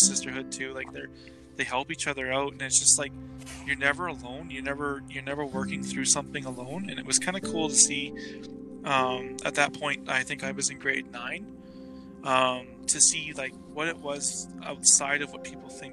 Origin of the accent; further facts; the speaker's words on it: Devon, Alberta, Canada; also born or lived in Edmonton, Canada / Regina, Canada; I grew up in Devon, that's outside of Edmonton there